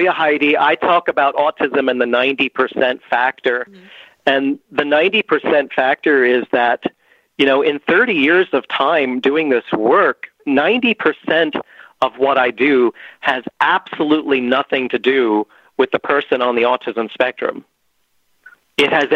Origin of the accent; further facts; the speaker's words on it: Pennsylvania, United States; I have yet to break out of Pennsylvania, which is my home state